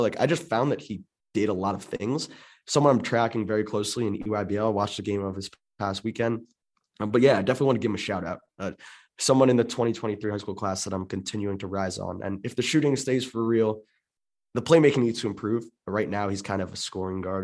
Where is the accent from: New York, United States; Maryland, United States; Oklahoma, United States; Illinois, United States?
Maryland, United States; Maryland suburbs, United States; I grew up in the Maryland, in Maryland suburbs